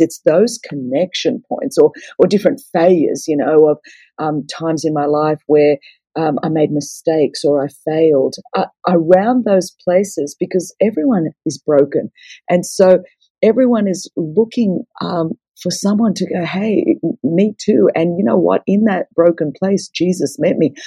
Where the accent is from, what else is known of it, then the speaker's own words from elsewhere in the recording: Australia; I'm Greek, so the table always um, you know, Greeks are loud and everything happens around a table. And I come from a, a Greek Orthodox background. And so um, to be Greek is to be Orthodox. And growing up in Australia